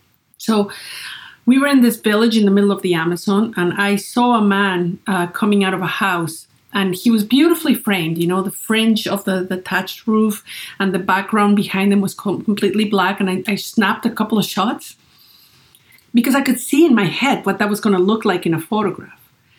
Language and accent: English; Great Falls, Virginia, United States; So I started a little business in my hometown in Great Falls, Virginia, taking portraits of the people there.